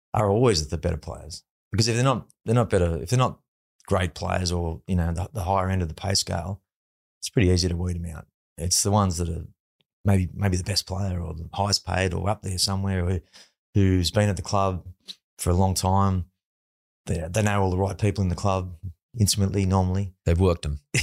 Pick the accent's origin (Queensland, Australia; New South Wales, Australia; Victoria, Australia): New South Wales, Australia; Sydney; also born or lived in Penrith; I come from the Northern Beaches